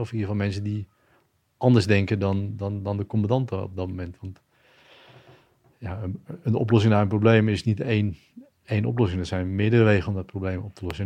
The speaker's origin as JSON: {"language": "Dutch", "town": "Schagen", "region": "North Holland", "country": "Netherlands", "tie": "born or raised there", "also_born_or_lived": "Perpignan, France", "said": "opgegroeid in Schagen, plaatsje in Noord-Holland. Geboren in Frankrijk."}